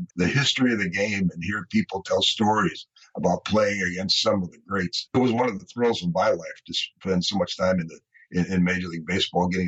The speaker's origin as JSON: {"language": "English", "town": "St. Louis", "region": "Missouri", "country": "United States", "tie": "born or raised there", "said": "I grew up in St. Louis"}